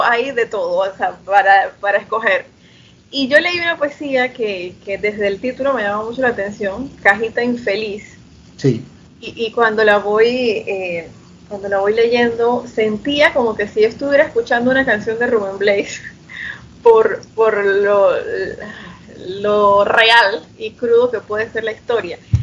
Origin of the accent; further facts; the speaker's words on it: Chiriquí, Panama; also born or lived in Panama City, Panama; Yo también soy del interior, yo soy de Chiriquí. Vivo en Chiriquí ahorita mismo, regresé.